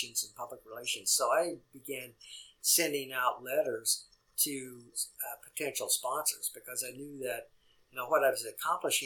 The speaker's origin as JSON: {"language": "English", "region": "Missouri", "country": "United States", "tie": "born or raised there", "moved": "yes", "said": "Missouri's my home state, so I go back up there"}